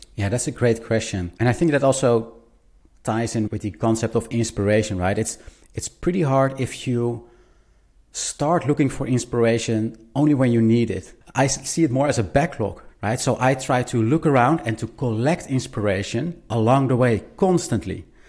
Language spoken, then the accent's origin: English; Netherlands; I'm a designer from the Netherlands